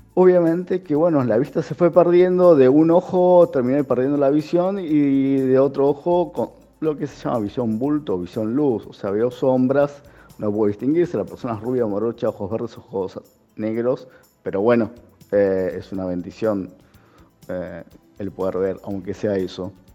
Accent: Argentina; soy argentino, tengo 44 años

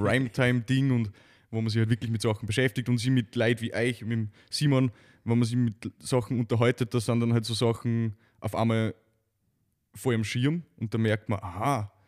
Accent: Neumarkt am Wallersee, Salzburg, Austria; ich aus einer Gegend komme, in, in, in, am Salzburger Lande

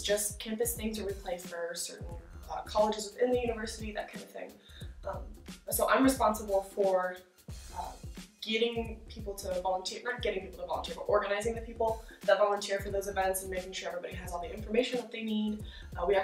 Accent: Virginia, United States; moved away as an adult; also born or lived in Washington, D.C.; now in Oklahoma, United States; I'm originally from Virginia, so I grew up a little bit, the culture's a little bit different where I grew up

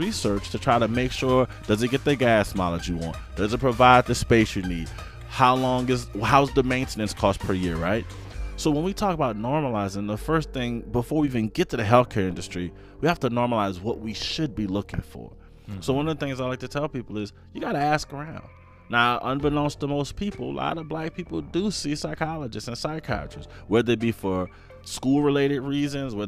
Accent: New Orleans, Louisiana, United States; growing up in New Orleans, man, my mom working and at times not working

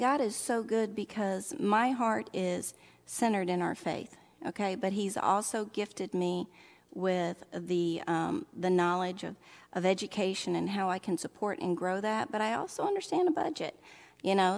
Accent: Oxford, Mississippi, United States; accent: southern; moved away; I would call my hometown Oxford, Mississippi

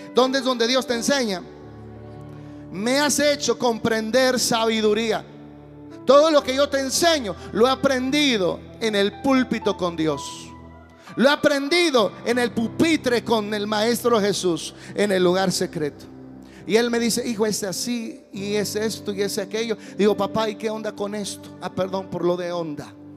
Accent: Guadalajara, Jalisco, Mexico; soy de Guadalajara

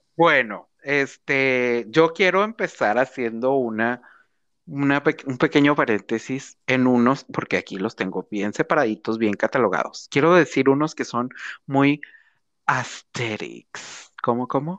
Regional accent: Monterrey, Nuevo León, Mexico

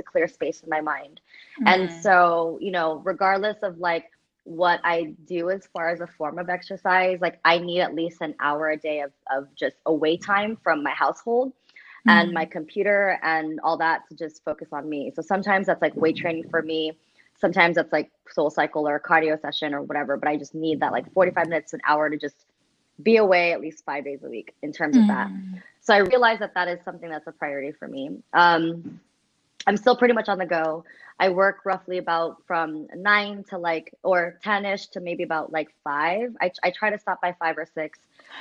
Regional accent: United States; as a Filipino American growing up Catholic

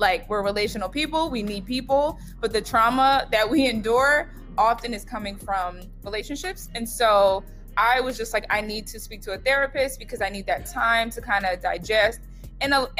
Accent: New York, United States; I'm from New York

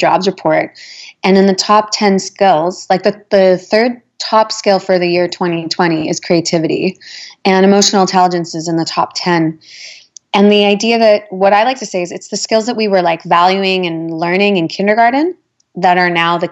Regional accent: Winnipeg, Manitoba, Canada; moved away; I'm originally from Winnipeg

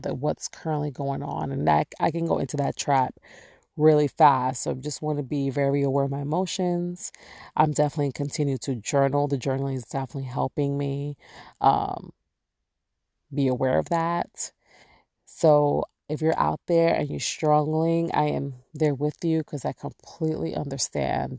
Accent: New York, United States; moved away; I'm born and raised there

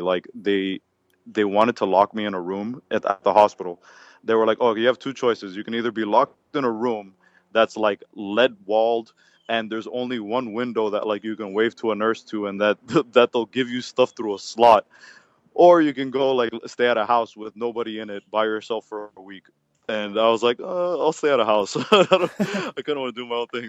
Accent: Miami, Florida, United States; I'm from Miami, Florida, born and raised. Uh, been here, um, like I said, all my life

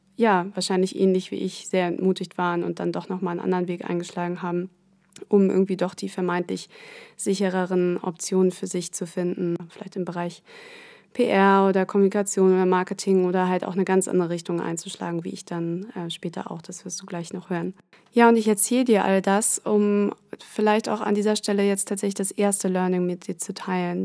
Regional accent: Germany; Ich, ähm, bin in Deutschland aufgewachsen, in der Nähe von Hamburg

